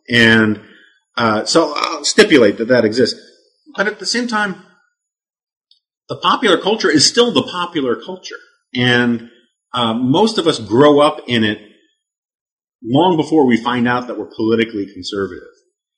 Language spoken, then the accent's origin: English; New York City, New York, United States; I always use the joke that I was like Christians in ancient Rome growing up on the Upper West Side of Manhattan.